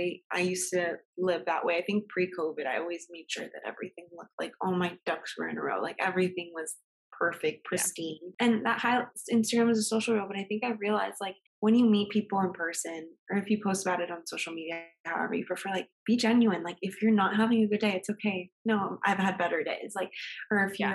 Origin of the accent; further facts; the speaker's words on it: Miami, Florida, United States; we're from here. Like, Miami